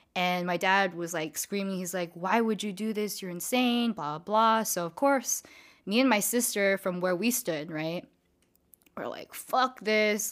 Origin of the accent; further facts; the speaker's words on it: San Diego, California, United States; also born or lived in Diamond Bar, California; I moved to San Diego when I was around nine-ish, ten-ish years old